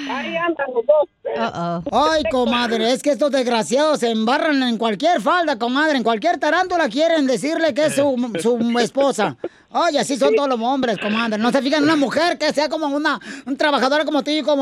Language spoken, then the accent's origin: Spanish; Mexico City, Mexico; now in California, United States; De, la, de la capital del Distrito Federal.